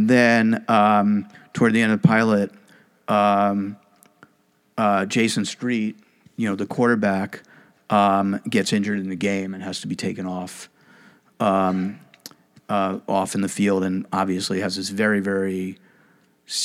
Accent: New York City, New York, United States; I'm from Brooklyn, not from a small town

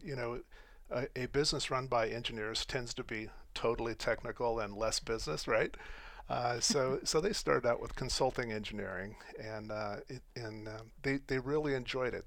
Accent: Colorado and Wyoming, United States; also born or lived in Phoenix, Arizona; so I grew up in Colorado and Wyoming.

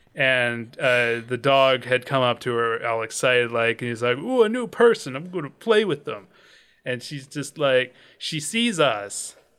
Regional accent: Pacific Northwest, United States; growing up in the Pacific Northwest

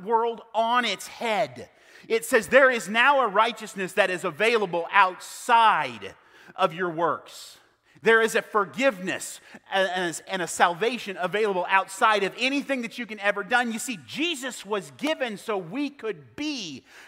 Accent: South Central Kansas, United States; I was born and raised in South Central Kansas

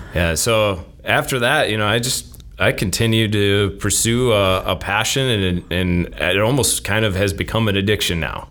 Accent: Minnesota, United States; moved away as an adult; also born or lived in Arizona / Wisconsin; now in Stevens Point, United States; I grew up in Minnesota, uh, played hockey

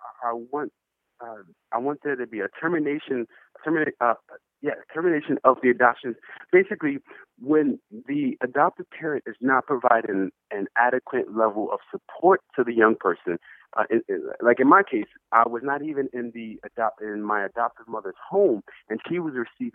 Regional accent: New York, United States; my home state, New York

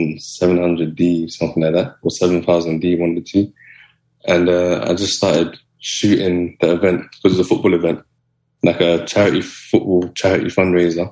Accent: London, United Kingdom; where I'm from, I grew up in South Kilburn, which is like a really rough neighborhood

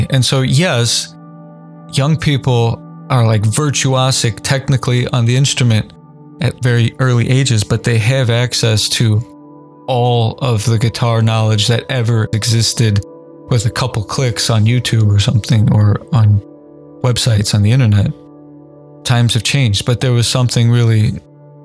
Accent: Indiana, United States; Basketball was my main sport as a kid, growing up in Indiana especially

